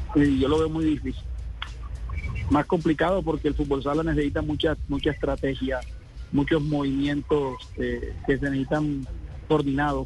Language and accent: Spanish; Barranquilla, Atlántico, Colombia; yo también soy barranquillero, nosotros nos criamos